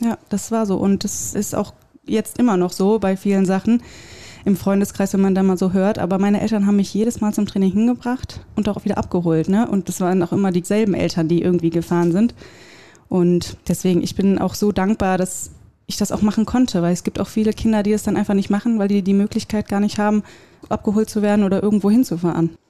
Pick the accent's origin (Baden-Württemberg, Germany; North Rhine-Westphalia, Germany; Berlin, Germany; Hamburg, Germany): North Rhine-Westphalia, Germany; Wuppertal; ich komme aus Wuppertal